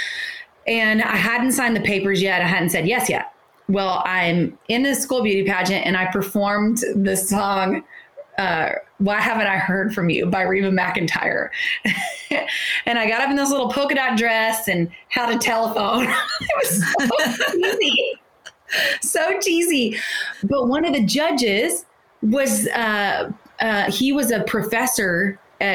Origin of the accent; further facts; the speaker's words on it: Niceville, Florida, United States; now in McKinney, United States; I'm from the Panhandle, near Destin, beautiful beaches, a little more inland, about 15 to 20 minutes inland in a place called Niceville.